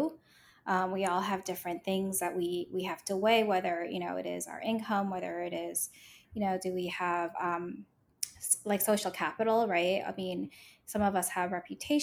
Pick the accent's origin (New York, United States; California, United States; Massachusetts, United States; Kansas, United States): New York, United States; New York City; growing up in New York City